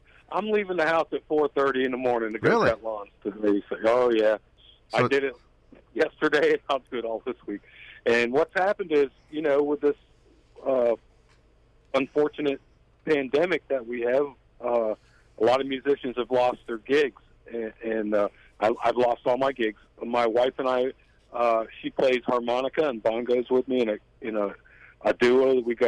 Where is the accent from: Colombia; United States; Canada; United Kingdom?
United States; Salt Springs, Florida; it just kind of blows my mind, man, that I'm a guy from Salt Springs and I'm writing songs with Daryl Plant and Mr. Nashville.